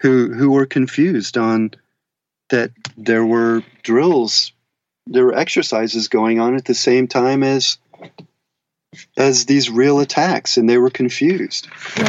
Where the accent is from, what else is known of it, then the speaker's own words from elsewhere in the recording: Germany; born there; In fact, I was born in Germany.